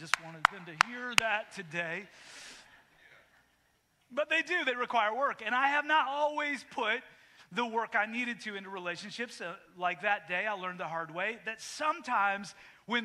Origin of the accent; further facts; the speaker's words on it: Canada; moved away; when I grew up in Canada, when I moved here